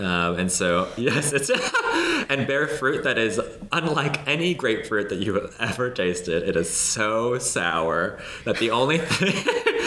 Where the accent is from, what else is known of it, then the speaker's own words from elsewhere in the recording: Los Angeles, California, United States; I grew up in LA and I grew up in the Valley